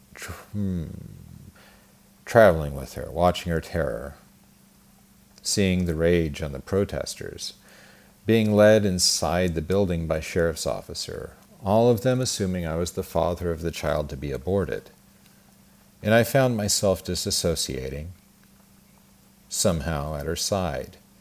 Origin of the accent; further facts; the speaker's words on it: Twin Falls, Idaho, United States; I was born in Twin Falls, Idaho, at the Magic Valley Regional Medical Center on April 15th, 1974